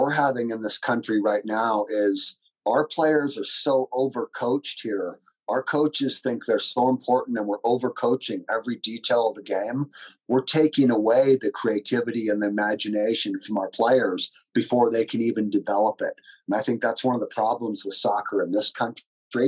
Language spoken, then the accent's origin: English; Northern California, United States; where I grew up in California, one of the first things that I learned was in Northern California